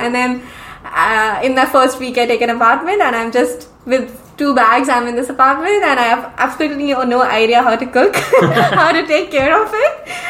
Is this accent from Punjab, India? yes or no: yes; Ludhiana, Punjab, India; moved away as an adult; also born or lived in South India; now in Vancouver, Canada; number three is my hometown. Yes, of course. So I would say Ludhiana is more famous because it's a industrial city